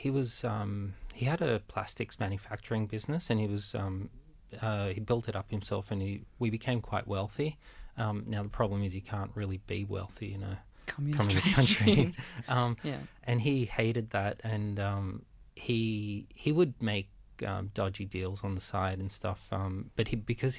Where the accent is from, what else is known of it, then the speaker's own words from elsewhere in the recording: Cabramatta, New South Wales, Australia; also born or lived in Romania / Melbourne; by the time I was five, I grew up in Cabramatta